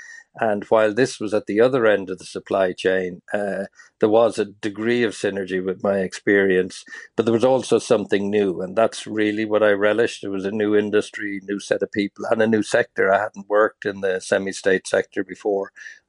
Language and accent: English; Lusaka, Lusaka Province, Zambia; also born or lived in Tralee, Ireland; Yeah, I was born in Tralee. My mother was from Tralee, and she had five boys. I was the eldest. And just after independence that Zambia achieved in the 60s, my parents took the idea that it'd be a good idea to leave Kerry and go to Zambia.